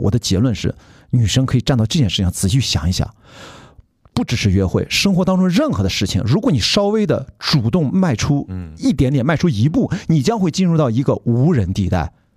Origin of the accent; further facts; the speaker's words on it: Qingdao, Shandong, China; 我跟曹宁作为青岛人啊，青岛作为一个法，法定的山东省的一部分啊，我们自己自称山东人没有问题啊